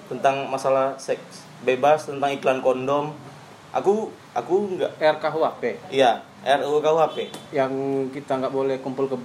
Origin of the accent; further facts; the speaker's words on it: Bandung, West Java, Indonesia; accent: Sundanese; logat kami sangat Sunda sekali